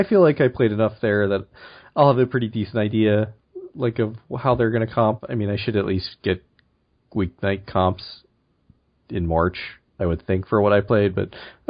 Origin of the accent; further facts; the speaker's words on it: Baltimore, Maryland, United States; I mean, I'm from Baltimore